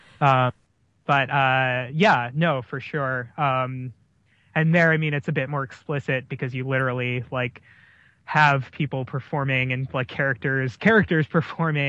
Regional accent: New York City, New York, United States; moved away; I'm from New York City originally

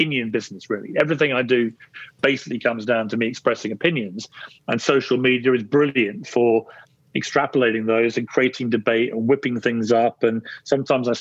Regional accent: Guildford, South East England, United Kingdom; I was born in Guildford in Surrey, about an hour south of London.

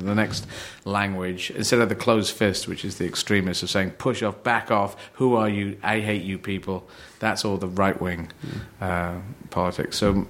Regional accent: Aden, Yemen; born there

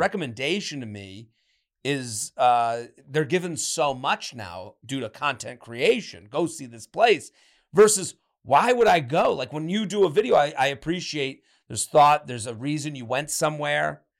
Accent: Boston, Massachusetts, United States; I grew up on Phantom Gourmet in the Boston area

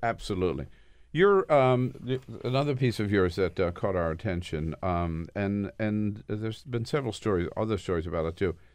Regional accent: Delaware, United States; now in California, United States; I'm originally from Delaware

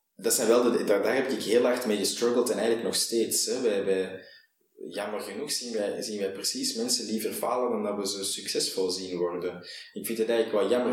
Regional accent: Antwerp, Flanders, Belgium; ik ben een Antwerpenaar

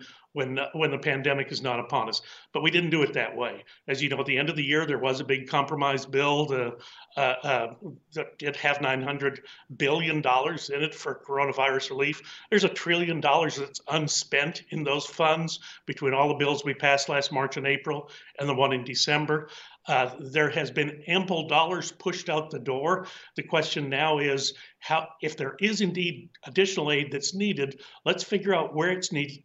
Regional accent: Texas, United States; I'm from Texas

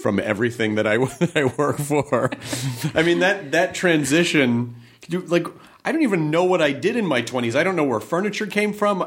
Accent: United States; being American

